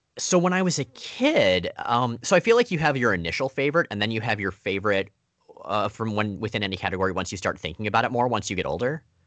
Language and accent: English; Florida, United States; I, I grew up entirely in Florida